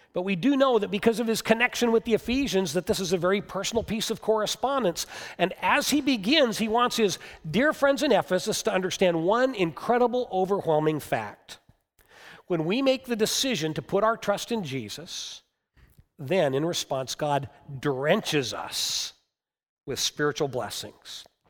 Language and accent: English; United States; us as Americans